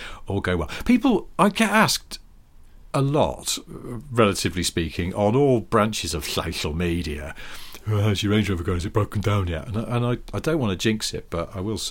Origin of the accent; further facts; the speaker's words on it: Wilmslow, North West England, United Kingdom; I'm from Wilmslow, so I'm hardly like, oh, we was dragged up